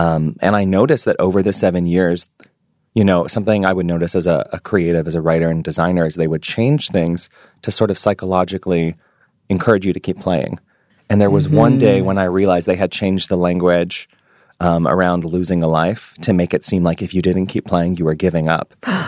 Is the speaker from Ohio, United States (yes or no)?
no; New York, United States; moved away; I've really pegged my identity to being a Jewish New Yorker.